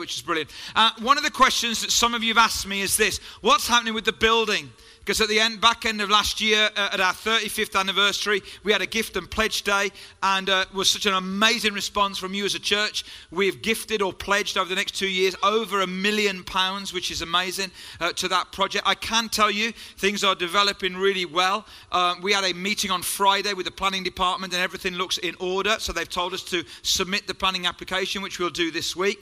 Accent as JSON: {"language": "English", "town": "Hagley", "region": "West Midlands", "country": "United Kingdom", "tie": "born or raised there", "accent": "Black Country", "said": "I was brought up in Hagley and Pedmore"}